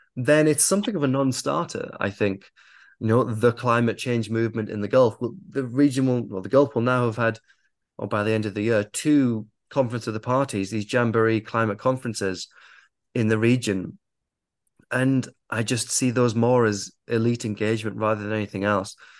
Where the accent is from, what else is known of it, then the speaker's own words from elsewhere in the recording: United Kingdom; I am raised in the West. I am I'm British